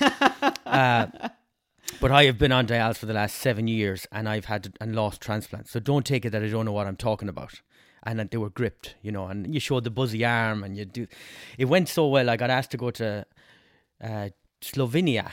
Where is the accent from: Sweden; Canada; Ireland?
Ireland; Westport, Connacht; also born or lived in England; I'm from Westport